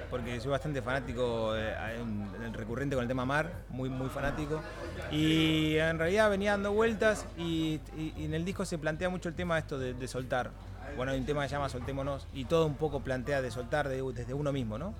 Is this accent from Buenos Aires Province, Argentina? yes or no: yes; Mar del Plata, Buenos Aires Province, Argentina; now in Barcelona, Spain; los que somos de Mardel o de interior